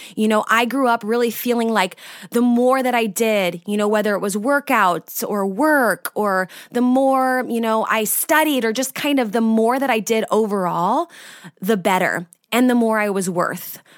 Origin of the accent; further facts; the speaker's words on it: California, United States; moved away as an adult; now in Austria; I'm from California originally, but I've lived in Austria now for the last six years.